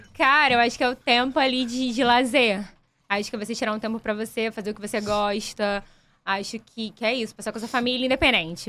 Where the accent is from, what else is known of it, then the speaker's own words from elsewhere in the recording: São Gonçalo, Rio de Janeiro, Brazil; eu sou de São Gonçalo